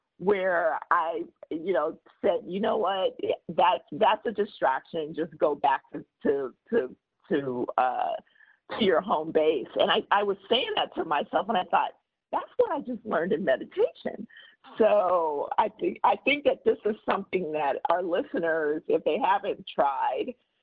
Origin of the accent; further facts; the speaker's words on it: Compton, California, United States; also born or lived in Oklahoma; I grew up in Compton